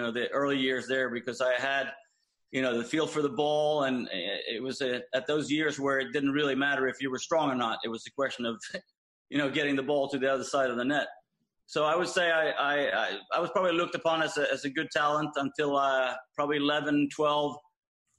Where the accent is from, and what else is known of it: Malmö, Skåne, Sweden; born or raised there